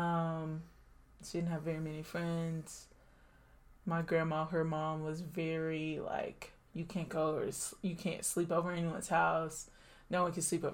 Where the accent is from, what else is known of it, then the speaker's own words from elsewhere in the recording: the South, United States; moved away; I was born in 1997 in the South